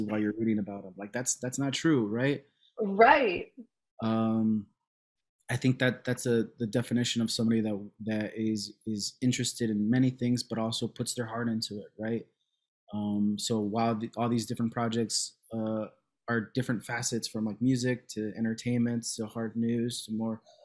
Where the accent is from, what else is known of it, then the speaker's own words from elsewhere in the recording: Cicero, Illinois, United States; also born or lived in Chicago; I was born in Chicago, raised in Cicero